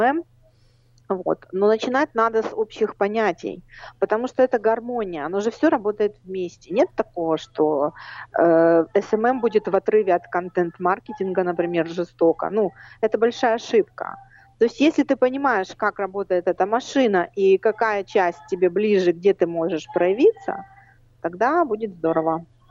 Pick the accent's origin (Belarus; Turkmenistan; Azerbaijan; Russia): Azerbaijan; Baku; now in Rivne, Ukraine; я родилась в Баку